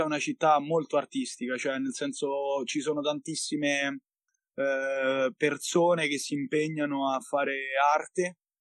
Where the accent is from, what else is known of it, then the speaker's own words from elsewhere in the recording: Monterotondo, Lazio, Italy; also born or lived in Milan; sono tornato a Monterotondo, quindi nella mia città natale.